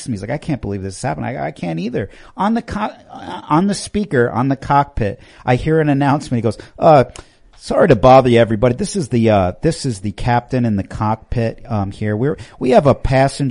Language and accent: English; New York, United States; now in the South, United States; I grew up in New York